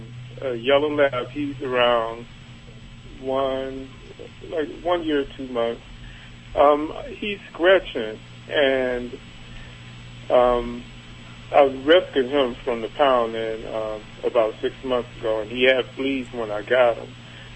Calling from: Cleveland, Ohio, United States; Cleveland, Ohio.

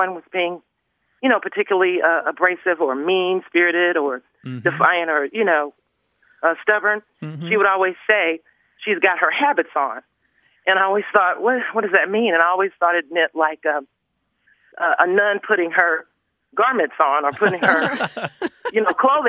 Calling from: Huntsville, Alabama, United States; I'm calling from Huntsville, Alabama.

